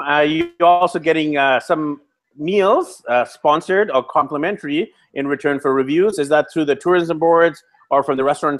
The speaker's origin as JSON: {"language": "English", "town": "Vancouver", "region": "British Columbia", "country": "Canada", "moved": "yes", "lives_now": "Medellin, Colombia", "said": "I'm actually from Vancouver, BC, Canada, which is just north of you guys, and it's also very expensive."}